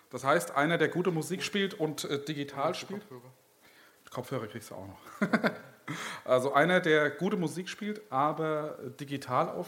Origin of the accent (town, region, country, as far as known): Gelnhausen, Hesse, Germany; born or raised there